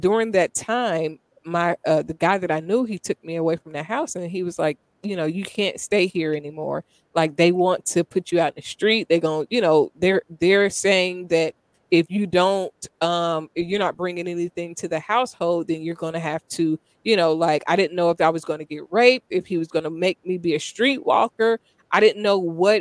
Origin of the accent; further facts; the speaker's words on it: Dayton, Ohio, United States; I grew up in Dayton, Ohio